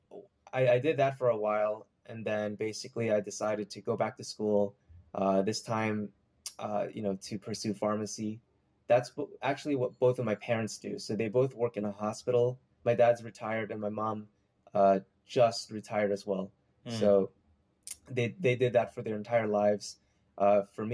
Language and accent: English; New Jersey, United States; also born or lived in New York City / Maryland; I was born in New York City, and I pretty much grew up in New Jersey for most of my life